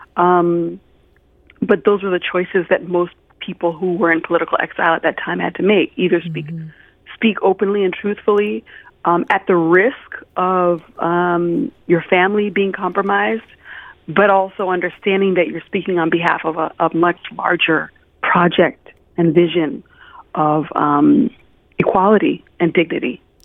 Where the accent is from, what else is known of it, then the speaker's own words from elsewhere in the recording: United States; I grew up mostly in the United States